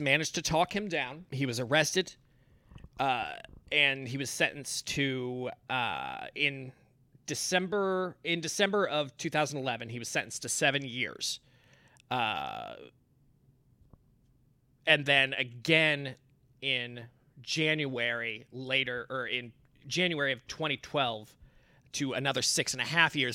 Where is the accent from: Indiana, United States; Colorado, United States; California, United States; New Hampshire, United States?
Indiana, United States; I'm from Indiana. I'm a good old boy